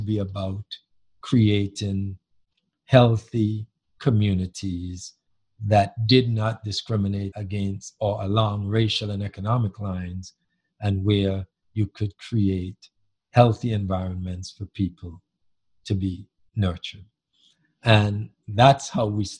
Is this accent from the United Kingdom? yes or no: no; Antigua & Barbuda; moved away; the community that I grew up in Antigua many years ago, back in the 50s and through the 60s